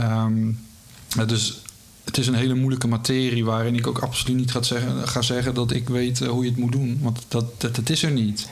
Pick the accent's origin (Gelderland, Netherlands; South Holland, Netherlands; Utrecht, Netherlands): South Holland, Netherlands; Rotterdam; ik ben opgegroeid in Rotterdam en mijn vader nam me mee als vijfjarige, eh, naar de Kuip